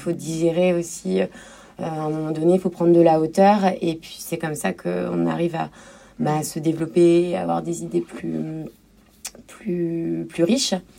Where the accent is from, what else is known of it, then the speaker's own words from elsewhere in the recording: Cherbourg, Normandy, France; ma ville natale qu'est Cherbourg